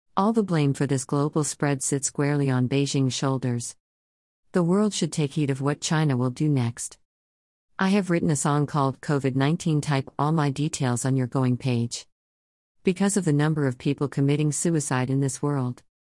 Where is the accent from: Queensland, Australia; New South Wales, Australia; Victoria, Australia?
Victoria, Australia; Melbourne; I was born in Melbourne, Australia, 1954